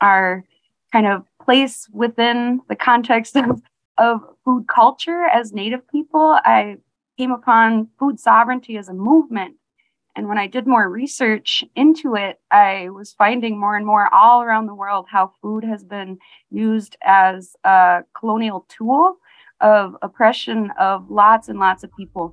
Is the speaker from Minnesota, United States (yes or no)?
yes; Lake Vermilion Reservation, Bois Forte, Minnesota, United States; I'm from the Lake Vermilion Reservation, District 2 of Boise Fort, Band of Chippewa